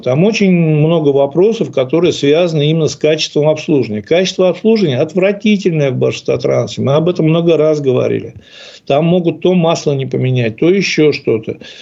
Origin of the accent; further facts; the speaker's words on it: Ufa, Bashkortostan, Russia; Но я вырос в Уфе и как бы вырос в неспокойном районе.